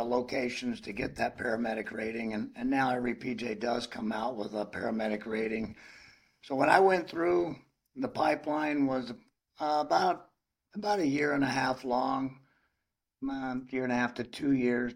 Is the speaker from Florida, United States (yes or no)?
yes; Zephyrhills, Florida, United States; I grew up in Florida, near Zephyr Hills